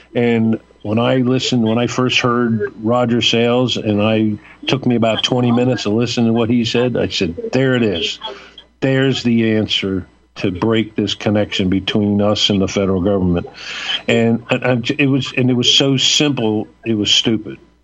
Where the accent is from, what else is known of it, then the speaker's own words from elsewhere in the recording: Fort Lauderdale, Florida, United States; also born or lived in Westchester County, New York; I moved to Florida when I was a kid, raised in Fort Lauderdale